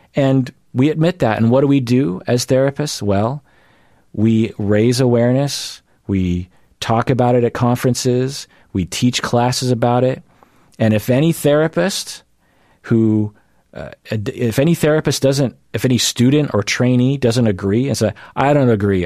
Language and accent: English; United States; I am Asian American